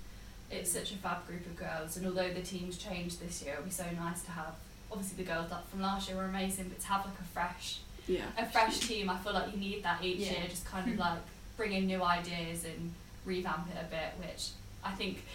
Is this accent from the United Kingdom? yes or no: yes; United Kingdom; now in Sheffield, United Kingdom; we're British